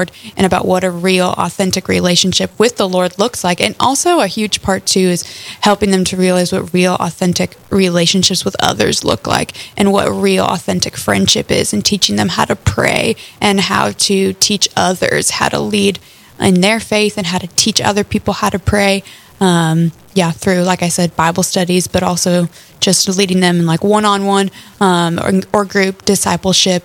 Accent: Lincoln, Nebraska, United States; moved away as an adult; now in Fargo, United States; I'm originally from Lincoln, Nebraska, where I grew up and went to college at the University of Nebraska-Lincoln

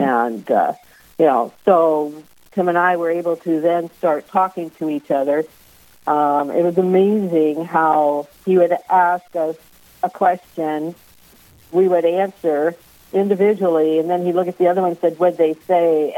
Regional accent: California, United States; moved away as an adult; now in Vermillion, United States; I was raised in California, but my parents grew up in South Dakota and Iowa

